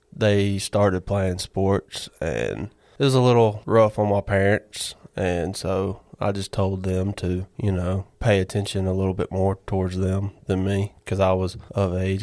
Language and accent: English; Barnesville, Georgia, United States; originally from Barnesville, Georgia